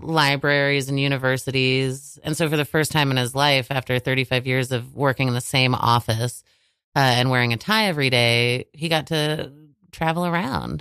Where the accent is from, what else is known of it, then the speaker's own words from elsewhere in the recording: Manhattan, Kansas, United States; moved away; I, I come from Manhattan, Kansas